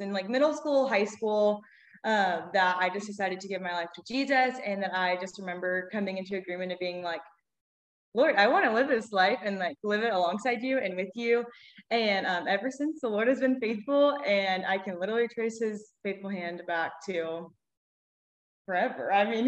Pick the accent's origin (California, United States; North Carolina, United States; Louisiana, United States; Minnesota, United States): Louisiana, United States; Baton Rouge; I am obviously a twin. We're both from Baton Rouge, born and raised